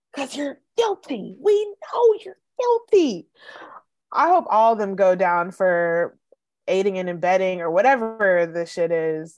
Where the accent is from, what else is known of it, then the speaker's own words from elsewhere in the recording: the South, United States; we're from the South